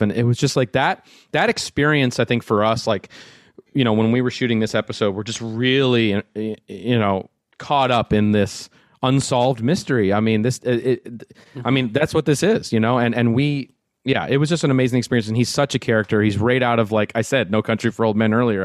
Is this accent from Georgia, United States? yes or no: no; Minnesota, United States; growing up in Minnesota